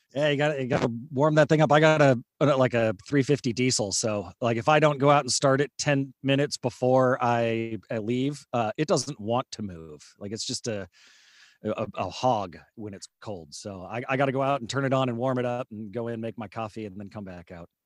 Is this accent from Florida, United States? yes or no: no; California, United States; moved away; also born or lived in Houston; Cal, California, but it was, you know, I was in elementary school, like, thirty years ago